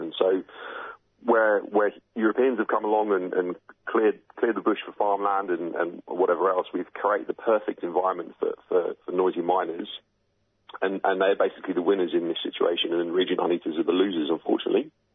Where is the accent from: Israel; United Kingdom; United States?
United Kingdom; now in Australia; as you can tell from my accent, I'm obviously originally from the UK.